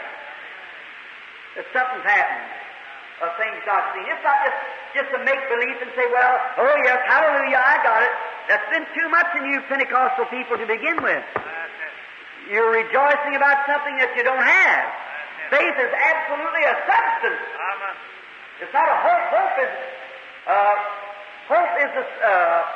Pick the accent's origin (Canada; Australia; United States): United States; I'm an American. I love my country